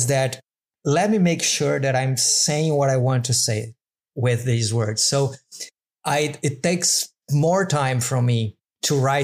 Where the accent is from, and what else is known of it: Brazil; English is a second language; also born or lived in Madeira Island; now in Madeira, Portugal